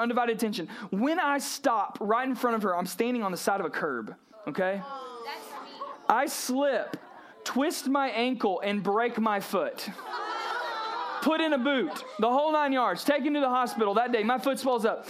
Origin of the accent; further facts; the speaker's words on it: South Georgia, United States; I grew up in South Georgia, Brooks County Middle School